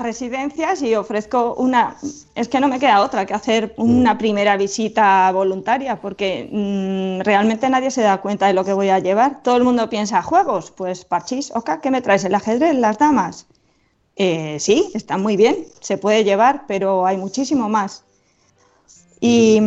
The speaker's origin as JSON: {"language": "Spanish", "town": "Moratilla de los Meleros", "region": "Castilla-La Mancha", "country": "Spain", "said": "estaba en mi pueblo"}